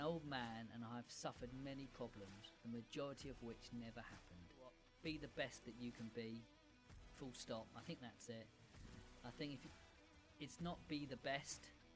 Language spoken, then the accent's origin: English; Brighton, South East England, United Kingdom; I was born in Brighton